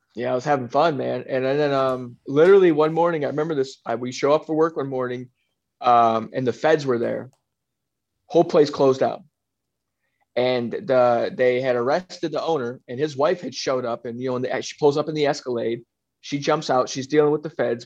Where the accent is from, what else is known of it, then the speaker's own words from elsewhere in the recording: South Florida, United States; also born or lived in Michigan; I grew up in South Florida. I grew up in between. So, I was born in Michigan, and then um, you know I spent time in Michigan as a youth, but I, mostly I spent most of my time in Florida.